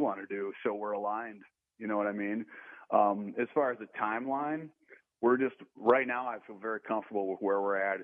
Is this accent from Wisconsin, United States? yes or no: yes; Wisconsin, United States; I'm from Wisconsin